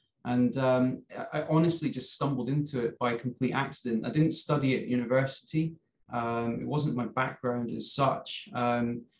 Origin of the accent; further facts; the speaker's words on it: Scotland, United Kingdom; I'm from Scotland